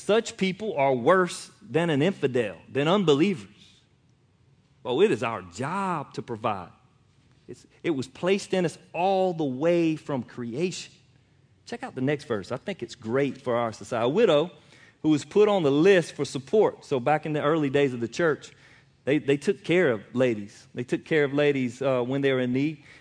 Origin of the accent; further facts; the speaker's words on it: United States; I'm American